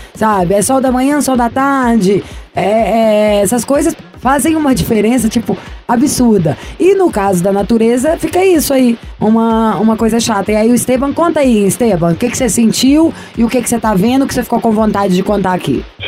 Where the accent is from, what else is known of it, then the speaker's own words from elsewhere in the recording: Minas Gerais, Brazil; sou mineiro